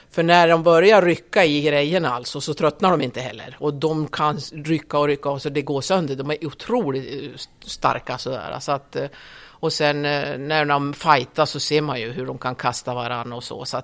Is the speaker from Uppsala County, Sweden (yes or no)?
yes; Skutskär, Uppsala County, Sweden; Jag är uppvuxen i Skutskär. Eh, det är ju norr om Gävle, cirka tre mil norr om Gävle. Där är jag uppvuxen.